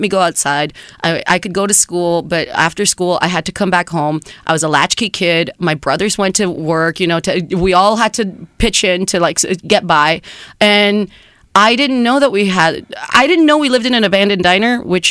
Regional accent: San Juan, Texas, United States; first language Spanish; English is a second language; moved away; also born or lived in New York / Reynosa, Mexico; my hometown is named San Juan. It's San Juan, Texas

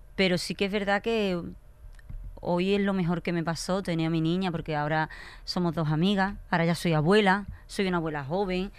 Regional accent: Écija, Andalusia, Spain; Yo soy de pueblo, me, llevaron a la capital, a Sevilla, yo soy de Écija.

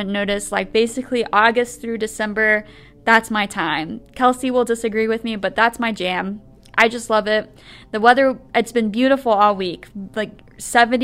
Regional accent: Palestine, Illinois, United States; also born or lived in Robinson, Illinois; I'm actually from Palestine

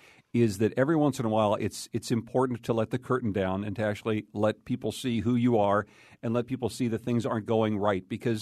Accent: Pittsburgh, Pennsylvania, United States; moved away as an adult; also born or lived in Boston; now in Connecticut, United States; It was at my first radio job at WDUQ in Pittsburgh. That's my hometown, as you probably know.

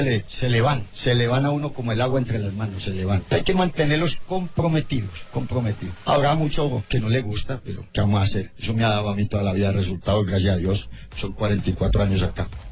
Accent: Colombia; Yo soy colombiano.

